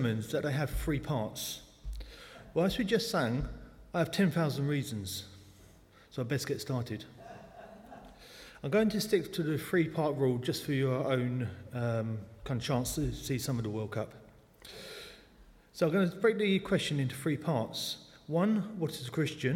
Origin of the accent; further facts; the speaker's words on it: London, United Kingdom; accent: South London; moved away as an adult; now in New Malden, United Kingdom; I was born in the Clapham Hospital in South London. At times, the South London accent pops out.